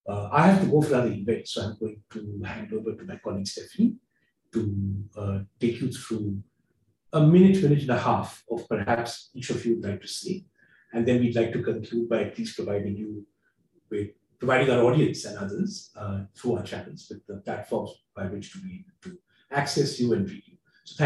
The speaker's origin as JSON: {"language": "English", "country": "India", "also_born_or_lived": "Brazil", "said": "I'm Indian, I don't come from a great democracy. And I've worked in Brazil"}